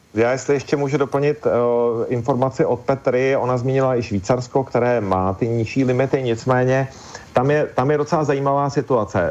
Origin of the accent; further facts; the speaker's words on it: Czechia; u nás v Čechách